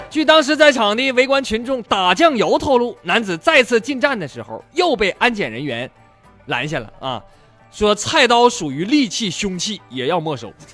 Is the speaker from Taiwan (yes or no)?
no; Northeast China, China; accent: Northeastern; 用咱们东北话讲